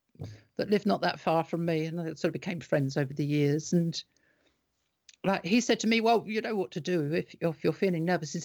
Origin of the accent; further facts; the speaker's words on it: United Kingdom; But so as British, that's kind of the way we kind of have been.